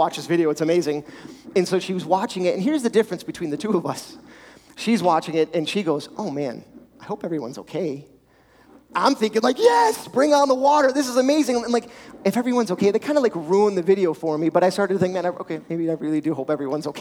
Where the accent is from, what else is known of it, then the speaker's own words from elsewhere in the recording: Richmond, Virginia, United States; Growing up in Richmond, we had a farm, dirt bikes, four-wheelers.